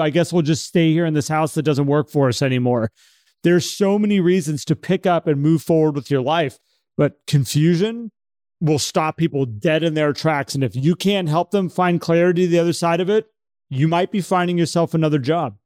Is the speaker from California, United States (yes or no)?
yes; San Francisco, California, United States; moved away; It's my hometown, born there